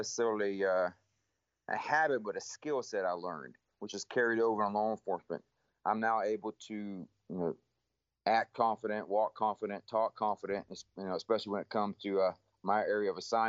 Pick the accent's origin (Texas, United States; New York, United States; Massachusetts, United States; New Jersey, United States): Texas, United States; Cleveland; Born and raised in Texas, East Texas, just north of Houston. Graduated the same high school my parents graduated from, which is Cleveland High School.